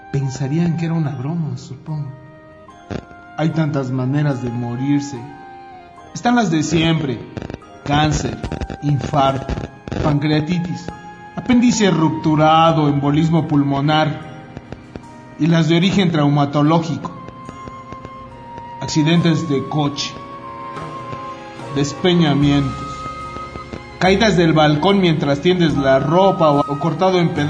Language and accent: Spanish; Mexico; born there; yo no tengo la culpa de que he nacido en México, ¿no?